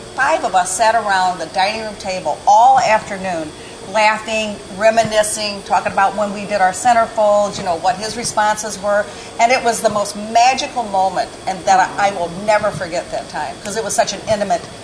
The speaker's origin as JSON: {"language": "English", "town": "Dupo", "region": "Illinois", "country": "United States", "tie": "born or raised there", "moved": "yes", "said": "It's a long and winding road from DuPo, Illinois. I mean, we had 3,000 people in my hometown."}